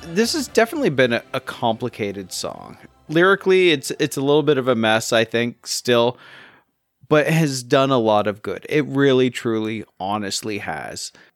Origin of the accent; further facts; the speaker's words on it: Canada; being Canadian